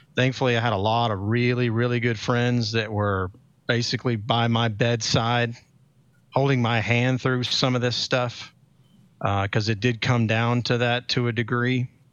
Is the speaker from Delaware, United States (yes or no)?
no; Atlanta, Georgia, United States; I'm local, obviously, 'cause I'm from Atlanta